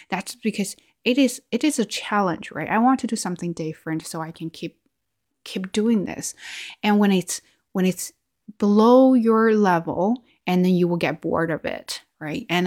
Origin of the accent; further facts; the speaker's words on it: China; accent: Chinese; English is a second language; oh yeah, I used to have a Chinese accent there, and I will get super offended.